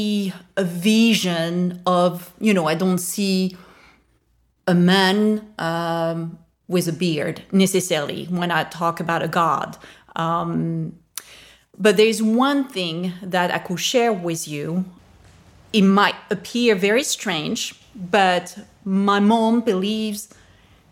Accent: France; I was raised Catholic. I'm from France, and that is the main religion in France.

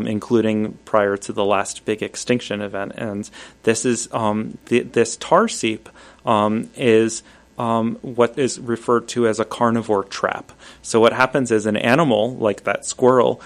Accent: New York City, New York, United States; I grew up in New York City

